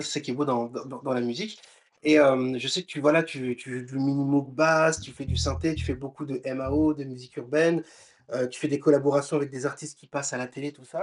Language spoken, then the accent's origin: French; Réunion; j'ai un invité qui est réunionnais comme moi